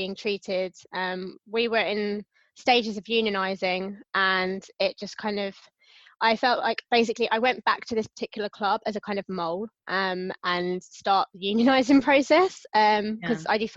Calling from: London, United Kingdom; Calling from London, UK

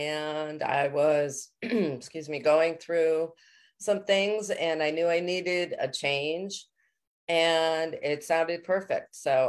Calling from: Connecticut, United States

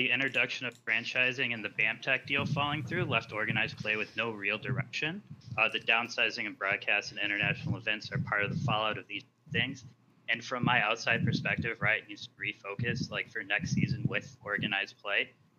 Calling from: New York, United States; Oh, New York.

